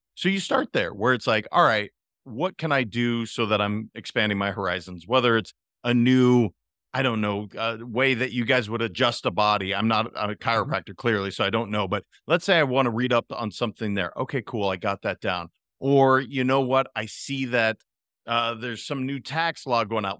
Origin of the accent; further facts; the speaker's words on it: Montana, United States; moved away as an adult; also born or lived in California; now in Florida, United States; I'm a kid from Montana that happened to end up in California for 20 years, and I've been in Florida for three